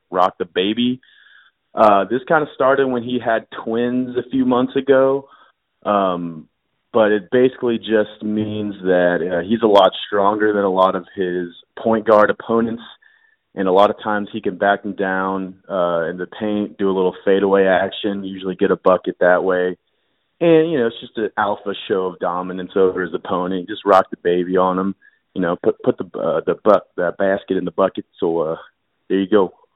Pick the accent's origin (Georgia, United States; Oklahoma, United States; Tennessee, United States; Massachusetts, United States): Oklahoma, United States; Tulsa; now in Austin, United States; I'm originally from Tulsa, Oklahoma, living in Austin, Texas right now.